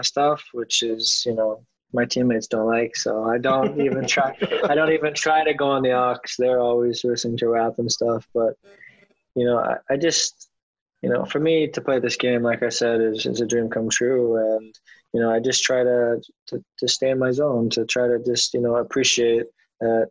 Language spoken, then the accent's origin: English; Toronto, Ontario, Canada; I'm from Toronto